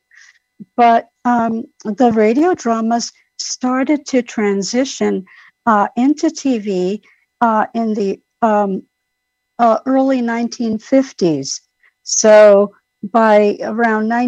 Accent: New York City, New York, United States; I grew up in New York City in the Bronx

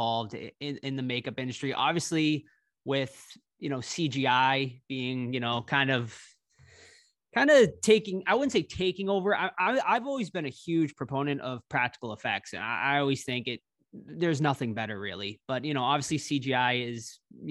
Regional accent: Massachusetts, United States; I'm actually from Massachusetts

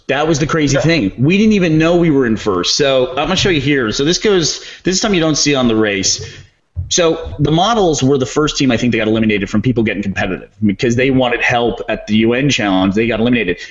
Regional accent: Texas, United States; I'm from Texas

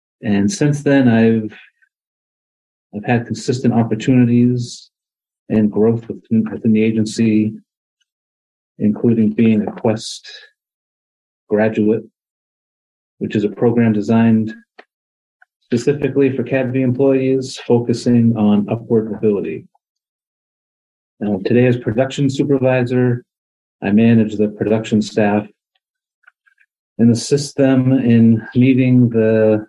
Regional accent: Massachusetts, United States; moved away as an adult; now in Utica, United States; Well, I'm originally from Massachusetts, and I moved to Utica in 2008.

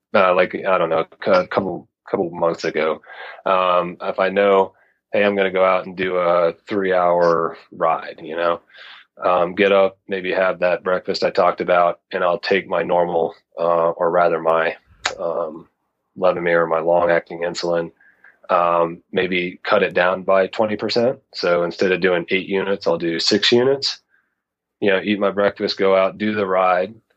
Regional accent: Knoxville, Tennessee, United States; now in Mountain West, United States; I actually grew up in uh, in, in Tennessee, so I'm originally from the South

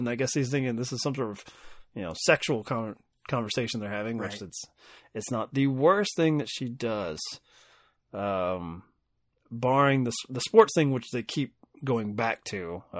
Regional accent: Kentucky, United States; accent: Kentucky; compared to my Kentucky accent.

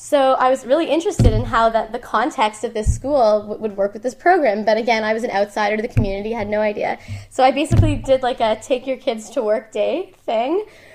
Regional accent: Ottawa, Ontario, Canada; moved away as an adult; also born or lived in Toronto; I'm not from Toronto, mm-hmm. I'm from Ottawa.

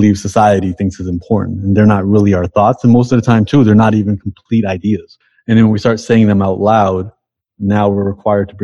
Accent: Toronto, Ontario, Canada; I'm from Toronto and you know, Toronto is just like the most diverse multicultural place in the world

